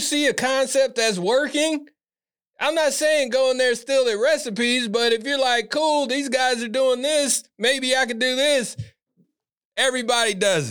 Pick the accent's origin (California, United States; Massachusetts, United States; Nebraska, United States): California, United States; Sacramento; I grew up in Northgate area, North Natomas, South Natomas, like all around Natomas pretty much.